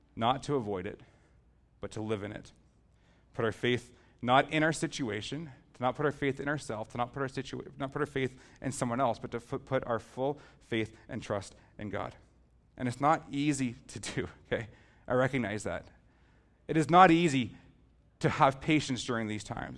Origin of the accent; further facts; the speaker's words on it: Southern Ontario, Canada; We're from Southern Ontario